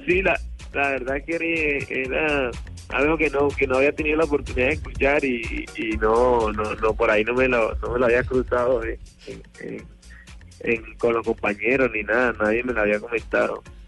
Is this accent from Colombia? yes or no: yes; Colombia; moved away as an adult; now in Argentina; como colombiano